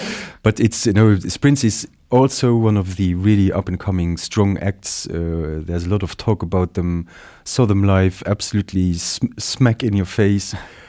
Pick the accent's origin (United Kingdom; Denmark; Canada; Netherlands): Netherlands; accent: Dutch; English is a second language; As you say, you know, it's my Dutch accent here